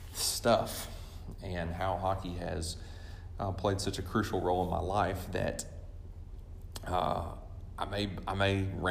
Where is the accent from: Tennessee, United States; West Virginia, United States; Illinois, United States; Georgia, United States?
Georgia, United States; Atlanta; born there; also born or lived in Oklahoma City, United States / Birmingham, United States / Gadsden, United States; I was born in Atlanta, Georgia, and then I lived the other places I've lived the majority of my life was more Oklahoma.